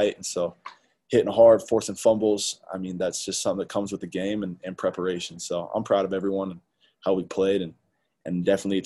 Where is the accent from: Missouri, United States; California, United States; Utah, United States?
Utah, United States; Salt Lake City; I'm from Salt Lake. I went to Olympus High School